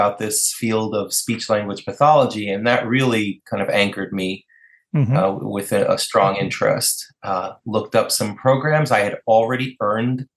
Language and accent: English; New York City, New York, United States; I grew up in New York City, and I grew up surrounded by New York City and in the whole culture of New York City